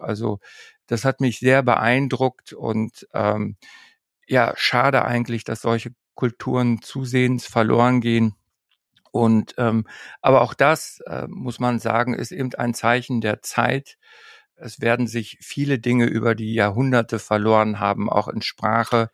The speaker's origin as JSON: {"language": "German", "area": "Emsland", "region": "Lower Saxony", "country": "Germany", "tie": "born or raised there", "moved": "yes", "lives_now": "Norderney, Germany", "said": "ans Emsland, dort wo ich groß geworden bin"}